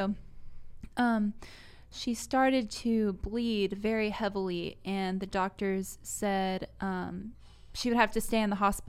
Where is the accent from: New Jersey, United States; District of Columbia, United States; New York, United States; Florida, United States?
New York, United States; Oh, yeah. Yeah, I'm a New Yorker. Can't you tell from my accent? Can't you tell?